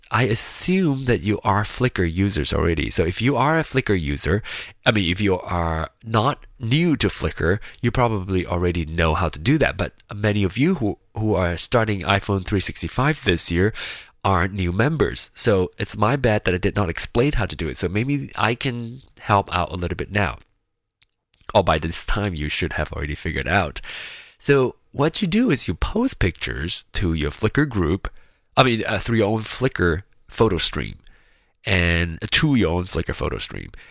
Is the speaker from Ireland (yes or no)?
no; Penang, Malaysia; now in Kansas City, United States; Penang which is my hometown